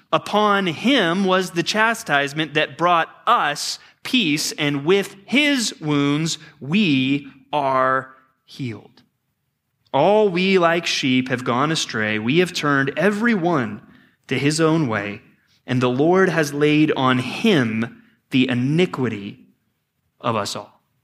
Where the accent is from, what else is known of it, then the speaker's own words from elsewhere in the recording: Texas, United States; growing up as a pastor's kid in Texas, I mean, we had everything we needed